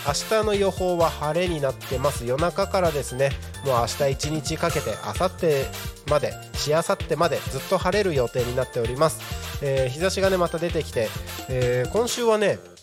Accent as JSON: {"language": "Japanese", "town": "Takko", "region": "Aomori", "country": "Japan", "tie": "born or raised there", "moved": "yes", "lives_now": "Tako, Japan", "said": "僕がね、あのー、生まれ育った青森県の田子町ってところはね"}